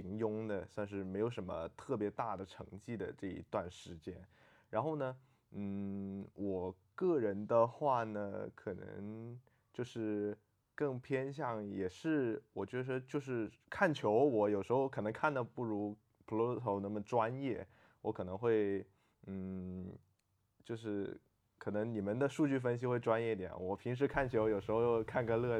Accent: Guangzhou, Guangdong, China; 然后我是土生土长的广州人，就是在广州出生，广州长大。

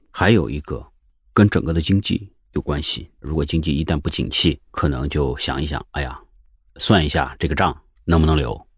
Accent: Lianyungang, Jiangsu, China; moved away as an adult; now in Beijing, China; 人家说你哪儿人，我是江苏人

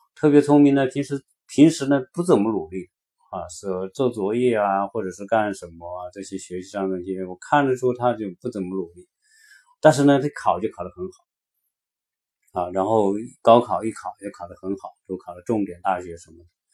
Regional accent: China; moved away as an adult; now in United States; 我们中国人

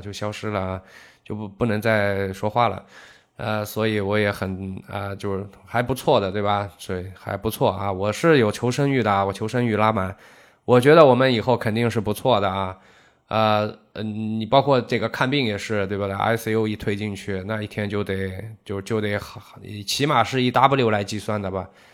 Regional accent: Zhejiang, China; 我们浙江

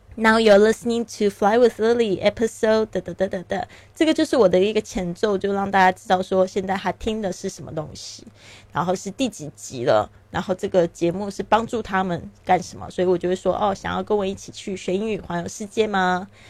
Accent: Taiwan; moved away as an adult; also born or lived in Shanghai; now in Barcelona, Spain; 我出生在台湾，那我爸爸是在上海出生的，所以呢，我对这个上海也是非常的有这个感情。我自己后来呢，也因为工作还有结婚的原因呢，我在上海住了七年的时间。那我现在人是在巴塞罗那

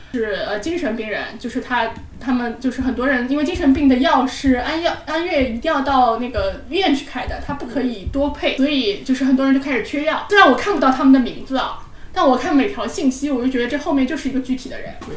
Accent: Shanghai, China; 我们是上海人嘛 我们是保持着上海人的体面和上海人的

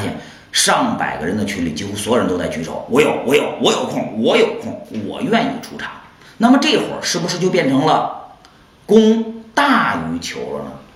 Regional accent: China; 这样就正好印证了我们中国人心中那句老话，叫做“外来的和尚会念经”

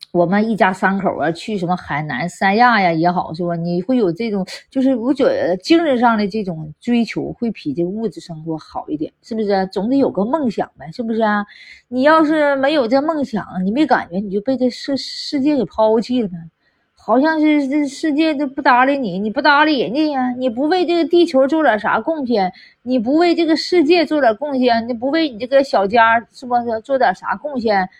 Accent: Northeast China, China; 我们东北就是那样式儿的，在火炕上睡觉的啊，那还有火炉子呢，对吧？对呀，真是那样式儿的。那谁不是小孩儿在火炕上那个长，长大？那时候俺们东北也冷，你知道吧？没床，没床。一般都是火炕

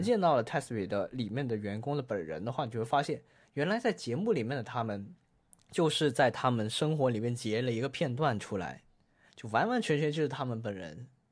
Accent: Guangdong, China; 我们广东人打边炉

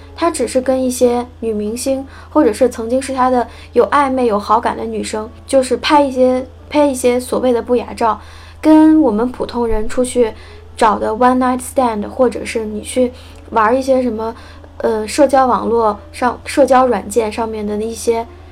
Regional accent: China; 我也是中国人了

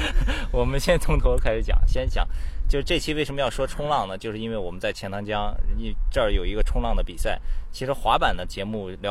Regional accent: Qingdao, Shandong, China; 因为我是青岛人

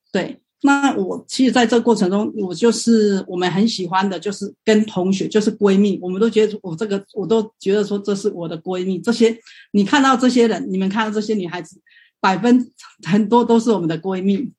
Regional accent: Tainan, Taiwan; now in Guangzhou, China; 我是台湾 我是台南人，但是呢，因为我现在在广州

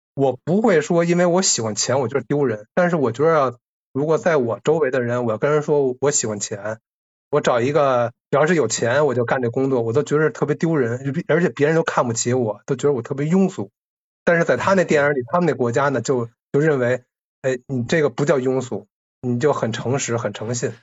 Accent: China; 我们嗯。中国人

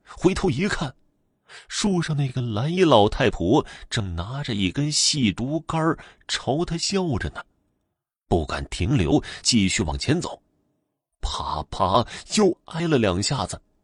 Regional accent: near western Zhejiang, a village in northernmost Fujian, China; 这个故事不是发生在我们村的，但是同属于一个乡管辖。相比于我老家的村这里更接近于浙西。

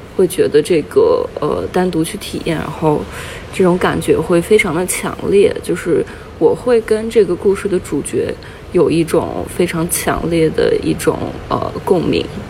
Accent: Baiyin, Gansu, China; now in Shenzhen, China; 白银这座城市作为我的故乡

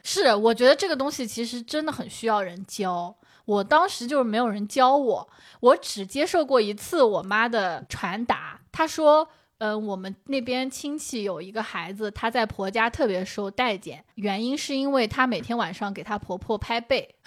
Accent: Shaoxing, Zhejiang, China; accent: Shaoxing Mandarin; moved away; 这就是我们的绍兴普通话

